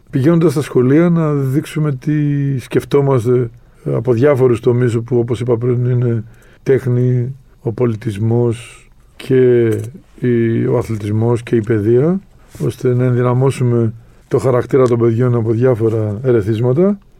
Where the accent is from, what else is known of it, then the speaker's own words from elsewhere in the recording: Greece; εμείς εδώ σαν, ε, σαν Έλληνες